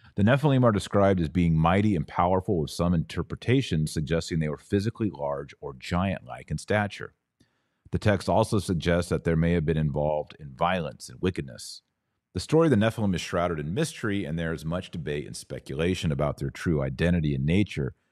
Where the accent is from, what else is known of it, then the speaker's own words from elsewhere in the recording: Fort Worth, Texas, United States; I was born in Fort Worth, Texas